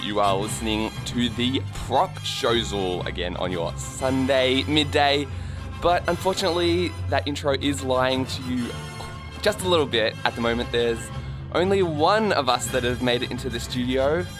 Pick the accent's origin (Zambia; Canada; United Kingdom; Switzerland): Canada; now in Melbourne, Australia; I'm a Canadian myself, or at least, you know, Canadian citizen, which I feel counts. And so it's like, well, how often do you get to see an ice hockey match in Melbourne?